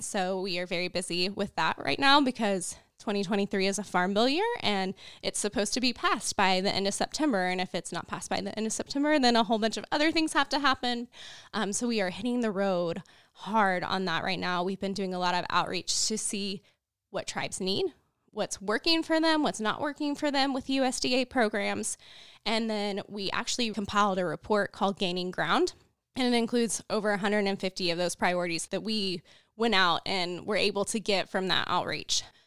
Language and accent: English; Waynoka, Oklahoma, United States; now in Shawnee, United States; And I grew up in Northwest Oklahoma, in Winoka, Oklahoma, on a farm